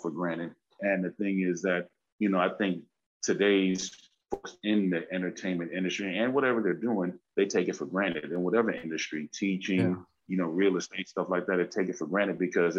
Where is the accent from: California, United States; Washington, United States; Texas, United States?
California, United States; Los Angeles; also born or lived in Bronx, New York / Brooklyn, New York / Belize; even though I was raised up out here, went to school out here